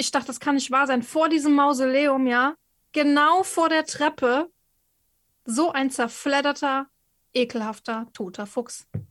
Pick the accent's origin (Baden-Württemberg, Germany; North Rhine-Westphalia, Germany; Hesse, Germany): North Rhine-Westphalia, Germany; Cologne; Ich bin ja Kölnerin